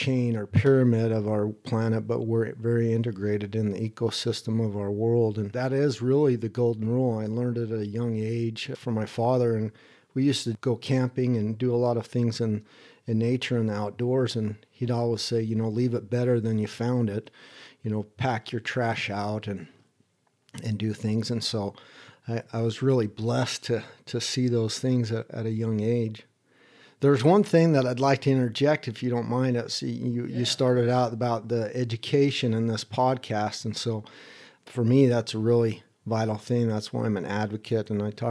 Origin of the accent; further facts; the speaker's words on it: East Hampton, New York, United States; also born or lived in Midwest / Salt Lake City / Sausalito / Idaho; East Hampton, New York, and then also in the Midwest and Salt Lake City, Utah, and in California and Sausalito, and in Idaho, kind of moved around in different areas.